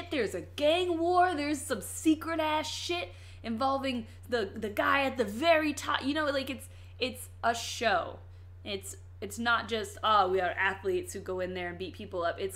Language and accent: English; Hampton, Virginia, United States; I am from Virginia, and all of our people, no matter their race, mostly talk like we're from the hood. I've had to get rid of that accent because people say things out here.